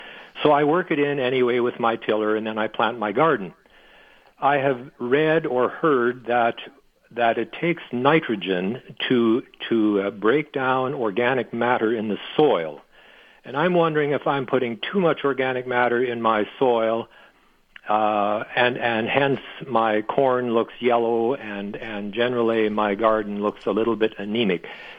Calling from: Steinbach, Manitoba, Canada; I'm calling from Steinbach, and I have a question about the fertility of my garden.

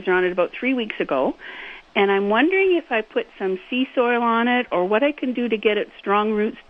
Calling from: Winnipeg, Manitoba, Canada; From Winnipeg.

